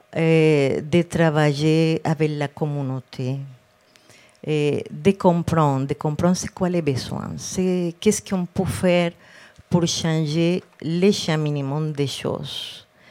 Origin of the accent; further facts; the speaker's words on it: Cartagena, Bolívar, Colombia; French is a second language; moved away as an adult; now in Quebec, Canada; j'ai grandi en Colombie, eh, dans une ville près de la mer, Cartagène